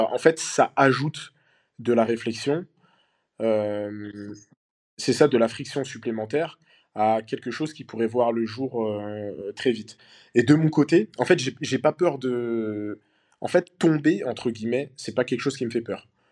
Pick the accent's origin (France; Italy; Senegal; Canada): Senegal; moi je suis originaire du Sénégal